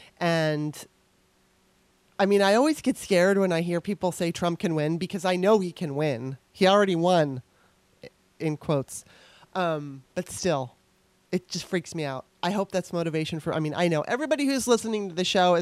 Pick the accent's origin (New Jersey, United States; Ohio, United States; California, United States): California, United States; Torrance; moved away as an adult; also born or lived in Los Angeles, California; now in Washington, D.C., United States; growing up in Torrance, California